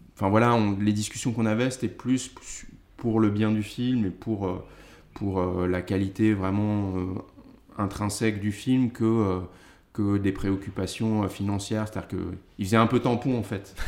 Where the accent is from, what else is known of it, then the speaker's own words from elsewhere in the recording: Paris, Île-de-France, France; j'ai grandi à Paris